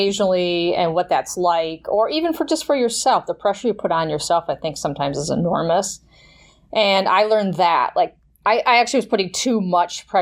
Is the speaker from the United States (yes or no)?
yes; Wisconsin, United States; I grew up in Wisconsin